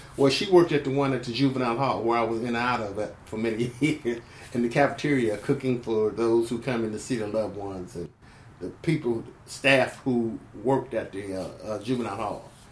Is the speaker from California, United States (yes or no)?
yes; San Francisco, California, United States; also born or lived in Grand Rapids, Michigan, United States; I came to the Bay Area as a young person, a kid, uh, when I was in 1951, about 1951. Uh, um, about seven, eight, going on eight years of age